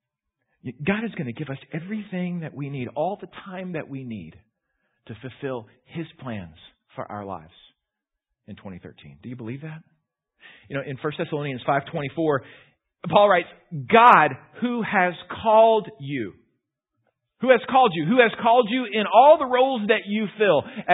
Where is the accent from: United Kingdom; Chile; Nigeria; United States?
United States; Houston, Texas; moved away; I grew up in Houston.